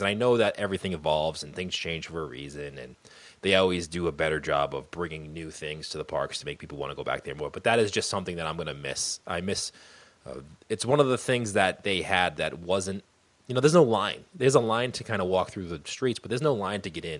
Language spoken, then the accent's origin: English; New England, United States; we're from New England